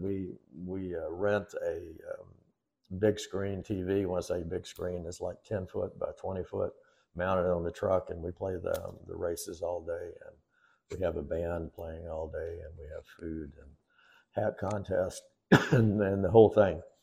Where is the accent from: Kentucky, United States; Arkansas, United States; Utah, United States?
Kentucky, United States; now in Comfort, Texas, United States; I grew up in Kentucky, in the middle of bourbon country, right smack dab in the middle of it